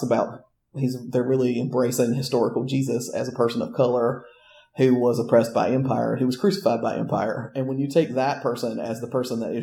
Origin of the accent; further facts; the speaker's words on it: the South, United States; as a white person growing up in the South post-integration